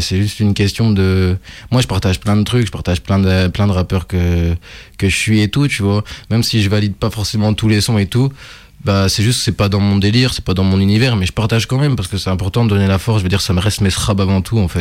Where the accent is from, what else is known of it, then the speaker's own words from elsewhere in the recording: Burgundy, Bourgogne-Franche-Comté, France; now in Lyon, France; je suis né à Lyon, mais j'ai grandi en Bourgogne, et je suis revenu à Lyon plus tard